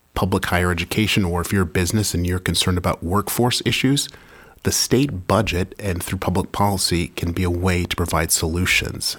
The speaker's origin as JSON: {"language": "English", "town": "Manchester", "region": "New Hampshire", "country": "United States", "tie": "born or raised there", "said": "I remember driving to Manchester Memorial High School early in the morning, grabbing my Dunkin' Donuts iced coffee, no matter how cold it is. You always have iced coffee 'cause we're from New Hampshire"}